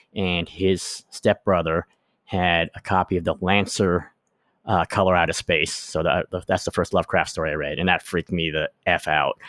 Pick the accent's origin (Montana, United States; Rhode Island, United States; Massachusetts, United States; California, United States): Massachusetts, United States; Boston; when I was growing up in Boston